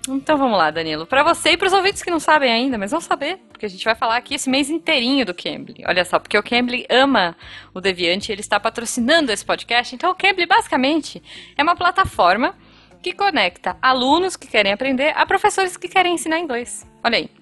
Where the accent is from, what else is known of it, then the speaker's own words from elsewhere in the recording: Brazil; eu sou do Brasil.